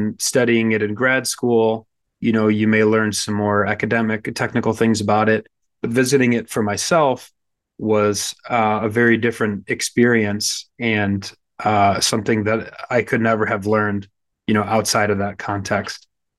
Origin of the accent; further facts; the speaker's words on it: Michigan, United States; moved away as an adult; also born or lived in Chicago, United States / Jerusalem, Israel; I hail from the American Midwest. I grew up in Michigan and then by way of Chicago, ended up studying in Jerusalem